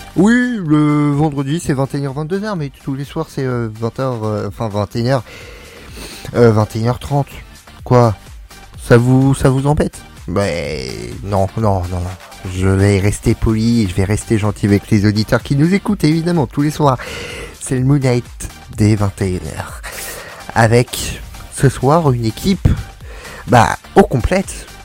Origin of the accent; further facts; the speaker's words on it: Paris, Île-de-France, France; je suis un bon parisien